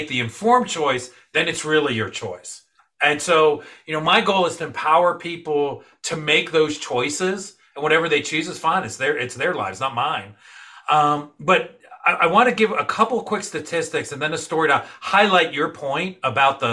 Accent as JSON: {"language": "English", "town": "New York City", "region": "New York", "country": "United States", "tie": "born or raised there", "moved": "yes", "said": "I grew up, I was born in New York City. I grew up with my mom, rest her soul, you know, sharing that New York slice"}